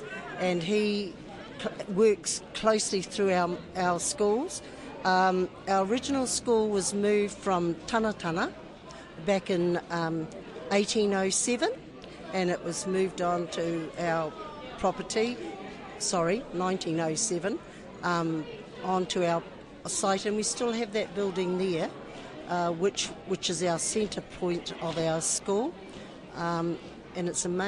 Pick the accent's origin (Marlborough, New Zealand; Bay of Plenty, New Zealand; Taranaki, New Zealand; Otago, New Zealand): Bay of Plenty, New Zealand; Waimana; from Waimana School, and I'm originally from Waimana, so all good.